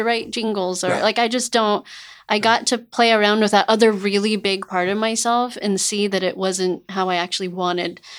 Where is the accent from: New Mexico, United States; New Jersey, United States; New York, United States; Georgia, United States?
New Mexico, United States; Albuquerque; moved away as an adult; also born or lived in California; being born and raised in Albuquerque, New Mexico